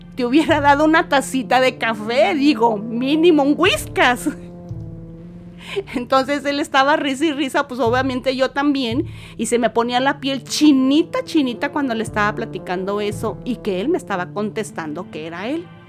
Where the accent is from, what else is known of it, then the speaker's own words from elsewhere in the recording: Saltillo, Coahuila, Mexico; soy de Saltillo, Coahuila